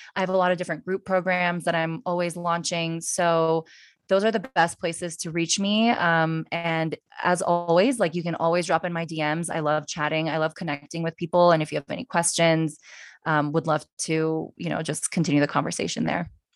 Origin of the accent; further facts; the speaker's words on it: United States; I was born in the United States